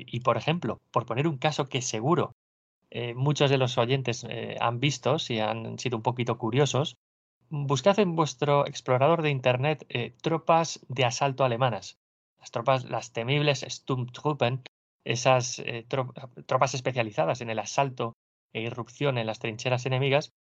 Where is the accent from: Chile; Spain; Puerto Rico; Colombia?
Spain; Burgos, Castile and León; procedo de Burgos y bueno, y aquí estamos acostumbrados al frío